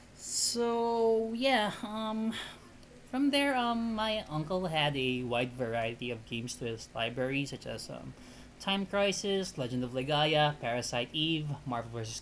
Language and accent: English; Philippines; English is a second language; I'm Filipino, and growing up in a multi-generation has- household is a common thing here